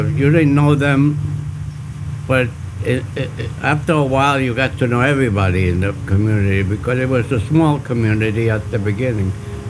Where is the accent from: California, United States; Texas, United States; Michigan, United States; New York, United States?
New York, United States; also born or lived in Ponce, Puerto Rico; I was born there, but I was born there till I was about 5 years old. And then they brought me down here. And I was raised here in the States all my life.